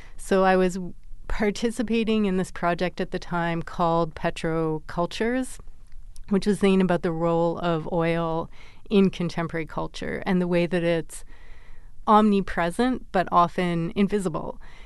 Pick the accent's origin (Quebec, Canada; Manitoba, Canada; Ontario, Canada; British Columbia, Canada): British Columbia, Canada; Vancouver; I grew up in Vancouver